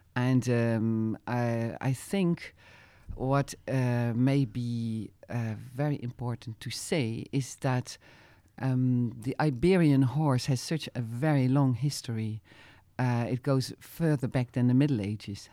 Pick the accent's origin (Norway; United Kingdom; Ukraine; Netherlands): Netherlands; Utrecht; English is a second language; moved away as an adult; also born or lived in Zeist; now in France; as a kid, I grew up with in Holland where jumping was very known